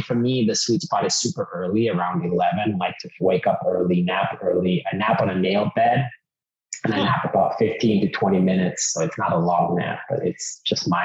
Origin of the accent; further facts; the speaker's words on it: Finland; English is a second language; also born or lived in California; now in Austin, United States; I grew up in Finland. I've lived in 10 countries.